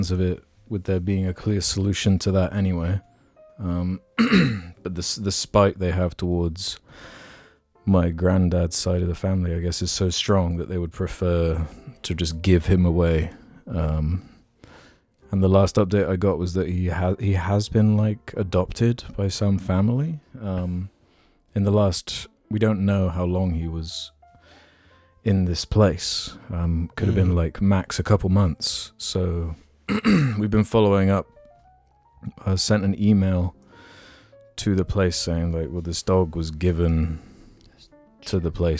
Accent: England, United Kingdom; we're English

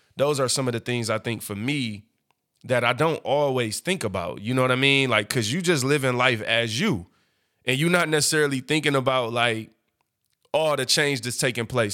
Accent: Detroit, Michigan, United States; I'm from East Side, Seven Mile. I grew up, but now I'm a corporate businessman

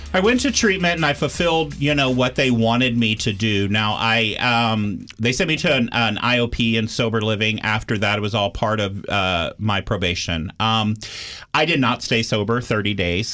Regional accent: Austin, Texas, United States; I grew up in Austin, Texas, which for Texas, Austin is a, a liberal bubble

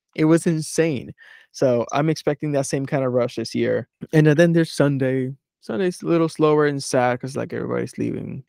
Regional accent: Philadelphia, Pennsylvania, United States; I'm from Philadelphia, I was in New Mexico

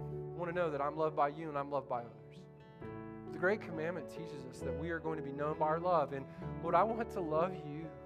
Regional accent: Central Florida, United States; moved away; I grew up in Central Florida with a bunch of rednecks that think the Civil War's still going on

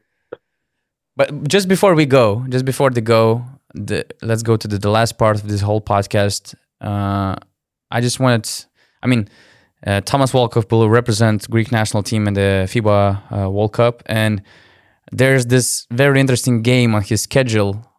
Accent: Lithuania; I'm from Lithuania

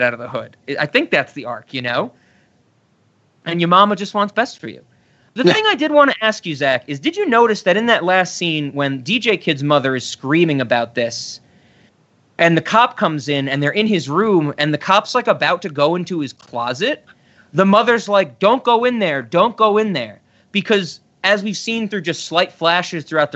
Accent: New York City, New York, United States; moved away; I was born in the Bronx, and I got out of the hood

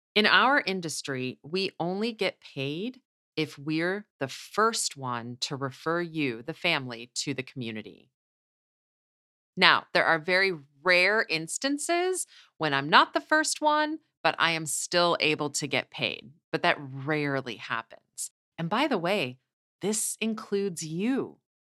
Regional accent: Midwest, United States; I'm from the Midwest, so I'm a hugger

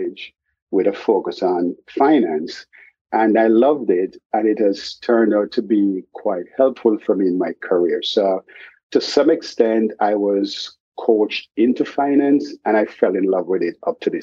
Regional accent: Jamaica; now in Boston, United States; I grew up in Jamaica. I lived half of my life in Jamaica before moving to the United States

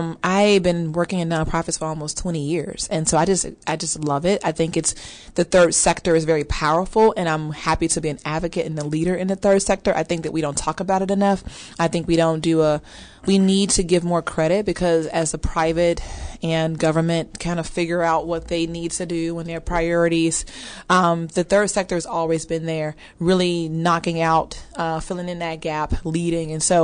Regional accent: Chicago, Illinois, United States; moved away as an adult; now in Dallas, United States; And I'm originally from Chicago, so I'm a Midwest girl as well. I moved here 12 years ago to pursue Dallas Seminary, and honestly, just my dreams took off from there.

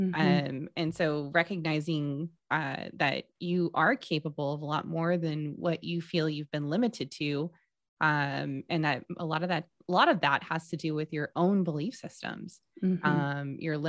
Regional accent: Texas, United States; We're from Texas, y'all.

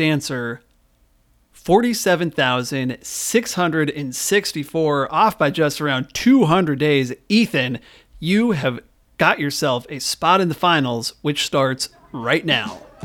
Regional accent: Great Falls, Montana, United States; my hometown of Great Falls

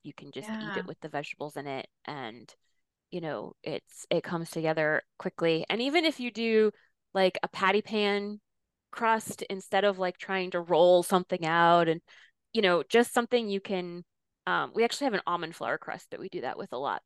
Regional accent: Rhode Island, United States; I grew up in Rhode Island

